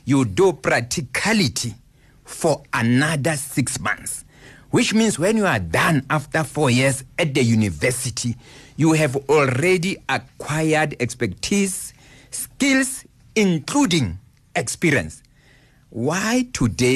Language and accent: English; South Africa; Where I come from Gwagwa